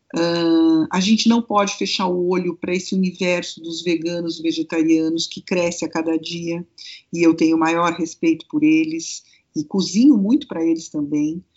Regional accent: Brazil; Como bom brasileiro

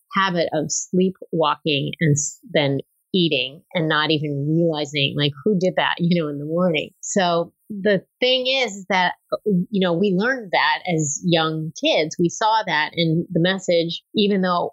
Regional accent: Los Angeles, California, United States; I grew up in California, in Los Angeles

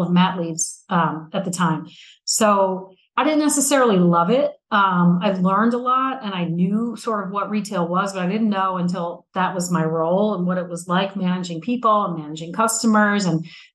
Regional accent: Newark, Delaware, United States; I grew up in Newark, Delaware, which is the home of University of Delaware

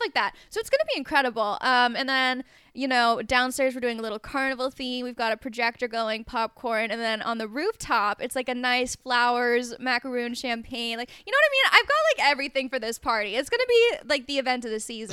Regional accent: Colorado, United States; moved away; I grew up in Colorado

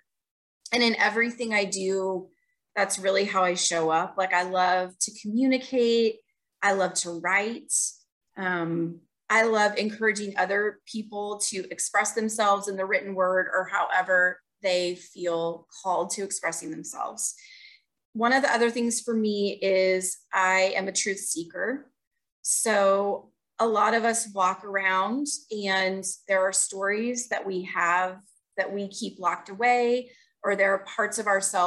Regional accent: Manhattan, Kansas, United States; now in Lee's Summit, United States; Originally, I'm actually from Manhattan, Kansas.

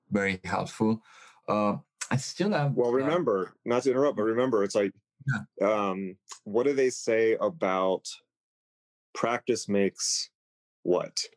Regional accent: Italy; No, I'm from Italy.

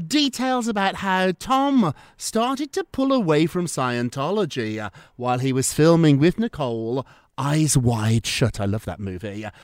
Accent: United Kingdom; I'm British

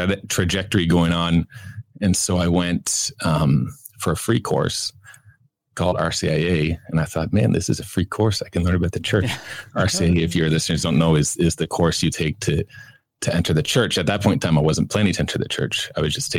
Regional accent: Kitchener, Ontario, Canada; I grew up in Canada, in Ontario, on a farm near Kitchener.

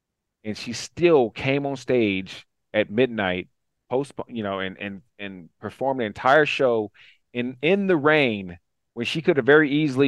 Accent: Nashville, Tennessee, United States; I'm from Nashville

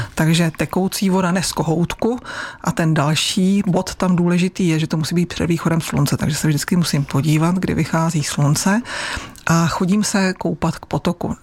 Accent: Pardubice area, Chrudim area, Pardubice Region, Czechia; u nás na Pardubicku, na Chrudimsku

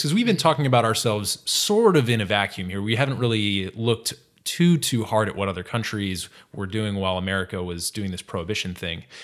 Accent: Massachusetts, United States; moved away; I'm from Massachusetts originally

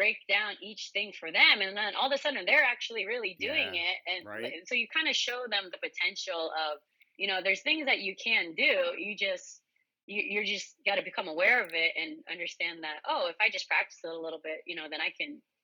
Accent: Santa Cruz, California, United States; moved away as an adult; also born or lived in San Diego, California; now in Hawaii, United States; I'm Japanese Filipino, but I grew up in actually Santa Cruz, California

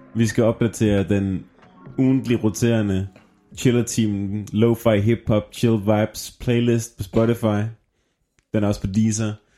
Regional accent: Southern Jutland, Southern Denmark, Denmark; moved away; jeg er jo fra Sønderjylland

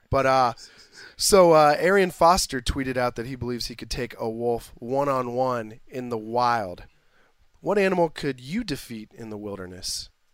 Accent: Merriam, Kansas, United States; moved away; From Merriam, Kansas.

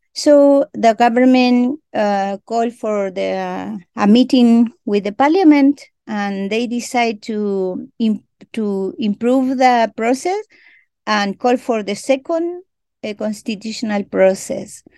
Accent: Chile; first language Mapudungun; English is a second language; I greeting you in my mother tongue that is very important for me and for my people that you hear my voice in my mother tongue because we are a original nation here in Chile

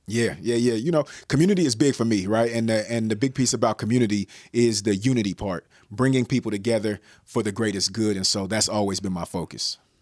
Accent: Bay Area, California, United States; I'm from the Bay Area

